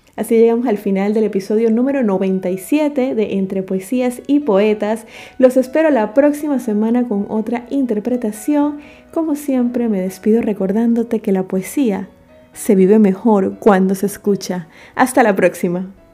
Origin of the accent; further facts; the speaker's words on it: David, Chiriquí, Panama; en mi país, Panamá.